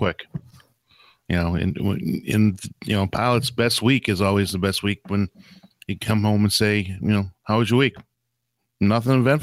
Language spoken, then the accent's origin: English; Boston, Massachusetts, United States; I am an English colonist because I did come from Boston.